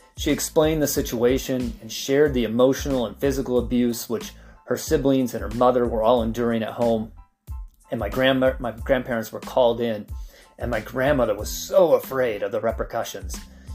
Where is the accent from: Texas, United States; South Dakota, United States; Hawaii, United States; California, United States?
California, United States; San Diego; also born or lived in Idaho / Gillette, Wyoming; You know, I was born in San Diego, but we moved a lot. I mean, we lived in Idaho when I was like 3 or 4. We would then move back to San Diego.